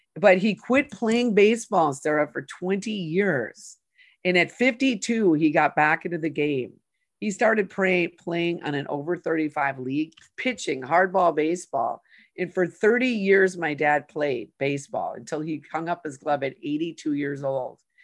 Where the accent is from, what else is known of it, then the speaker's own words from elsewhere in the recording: Saint Paul, Minnesota, United States; I grew up in Minnesota, Sarah, in Saint Paul.